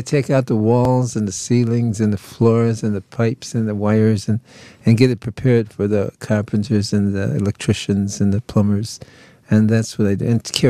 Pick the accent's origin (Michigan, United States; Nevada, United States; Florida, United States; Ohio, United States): Michigan, United States; Detroit; and I'm Mexican. My mother and father both Mexican. I was born and bred in Detroit